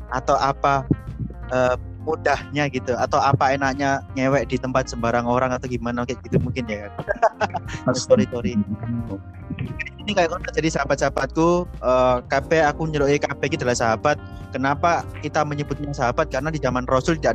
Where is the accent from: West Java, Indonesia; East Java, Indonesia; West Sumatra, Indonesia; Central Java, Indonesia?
East Java, Indonesia; karena kita berasal juga dari Jawa Timur dari Jawa Timur